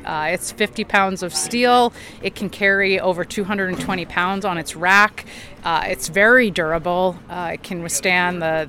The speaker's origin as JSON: {"language": "English", "region": "Southern California", "country": "United States", "said": "I'm actually from Southern California"}